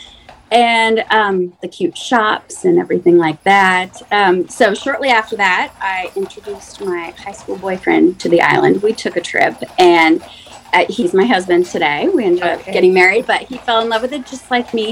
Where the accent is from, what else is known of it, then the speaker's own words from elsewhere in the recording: Cincinnati, Ohio, United States; also born or lived in Michigan; I grew up outside of Cincinnati